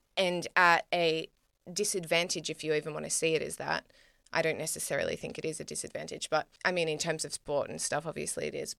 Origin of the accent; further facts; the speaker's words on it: Australia; me as an Australian woman